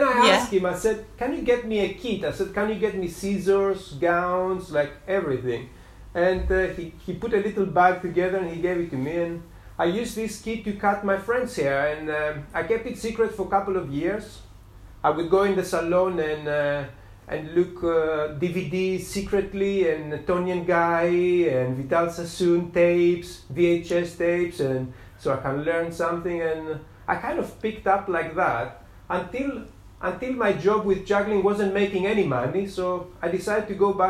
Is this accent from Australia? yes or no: no; Greece; now in Brighton, United Kingdom; I am originally from Greece.